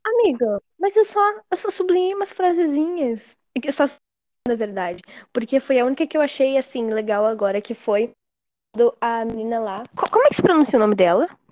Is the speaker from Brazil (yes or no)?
yes; Rio Grande do Sul, Brazil; eu sou do Rio Grande do Sul